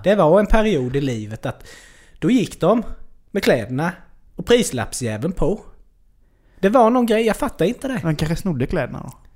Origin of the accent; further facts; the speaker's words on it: Värnamo, Jönköping County, Sweden; när jag var unge i Värnamo